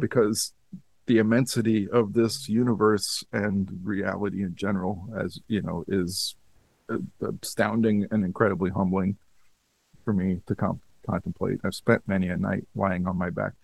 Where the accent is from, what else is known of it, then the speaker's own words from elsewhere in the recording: United States; I'm a American mutt